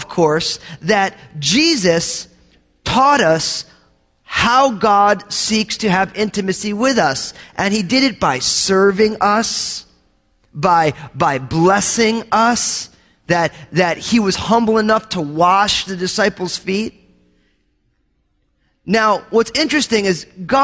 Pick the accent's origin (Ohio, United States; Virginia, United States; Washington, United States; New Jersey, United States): New Jersey, United States; I grew up in New Jersey